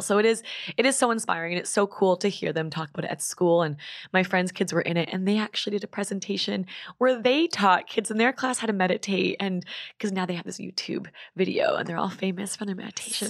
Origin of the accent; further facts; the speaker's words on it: Vancouver, British Columbia, Canada; I'm from Vancouver